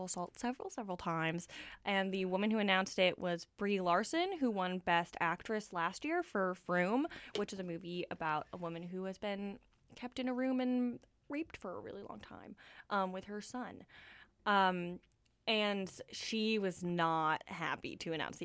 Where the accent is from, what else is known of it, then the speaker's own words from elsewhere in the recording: Toronto, Ontario, Canada; now in Vancouver, Canada; I'm from Toronto